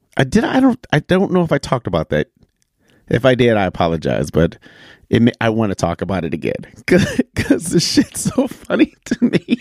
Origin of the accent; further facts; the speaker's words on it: Michigan, United States; moved away; being back in my home state of Michigan